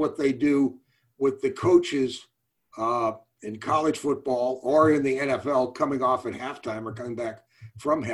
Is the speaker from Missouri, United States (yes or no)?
yes; St. Louis, Missouri, United States; moved away as an adult; also born or lived in Boston; now in Houston, United States; I grew up in St. Louis, living in the Midwest.